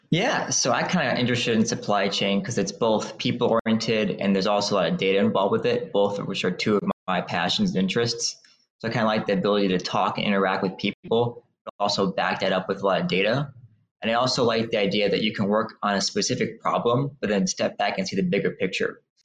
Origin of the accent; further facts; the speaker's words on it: Midland, Michigan, United States; I grew up in a small town called Midland, Michigan